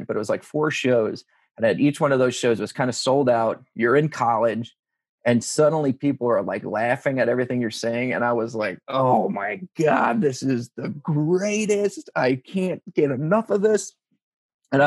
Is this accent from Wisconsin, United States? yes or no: no; Long Island, New York, United States; moved away as an adult; also born or lived in Ohio; growing up on Long Island in the 90s